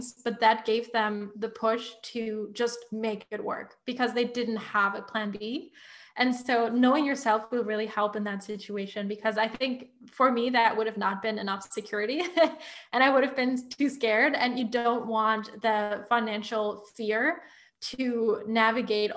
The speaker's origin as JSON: {"language": "English", "country": "Germany", "moved": "yes", "said": "I'm originally from Germany."}